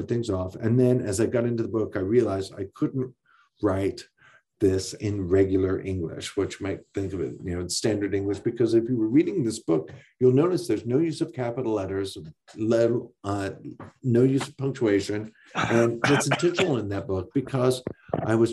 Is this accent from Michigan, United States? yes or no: yes; Ironwood, Michigan, United States; also born or lived in Houghton, Michigan; my hometown of Ironwood